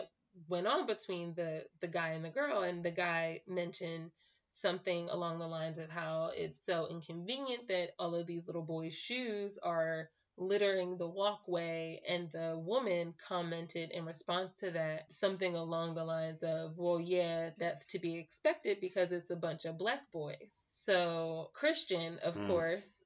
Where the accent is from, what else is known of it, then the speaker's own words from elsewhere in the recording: Philadelphia, Pennsylvania, United States; I grew up in Philadelphia.